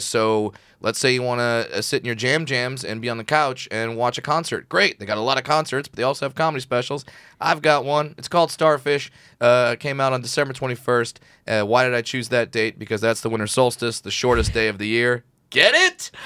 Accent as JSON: {"language": "English", "area": "Orange County", "region": "California", "country": "United States", "tie": "born or raised there", "said": "I grew up in Orange County"}